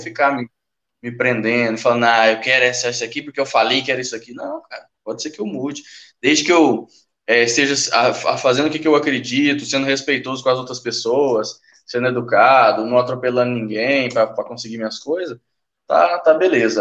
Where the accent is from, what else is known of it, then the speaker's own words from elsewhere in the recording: Uberlândia, Minas Gerais, Brazil; eu sou de Uberlândia, velho, Minas Gerais